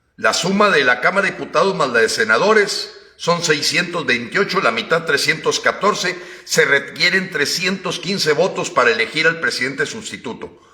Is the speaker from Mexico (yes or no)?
yes; Mexico